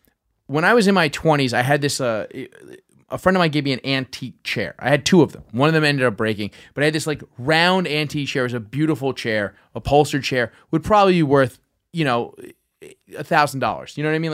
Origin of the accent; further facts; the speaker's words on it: Brooklyn, New York, United States; I'm from South Brooklyn.